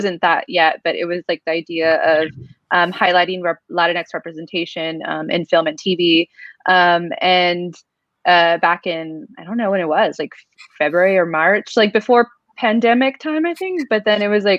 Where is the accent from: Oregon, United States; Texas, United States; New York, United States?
Texas, United States; South; I grew up in South Texas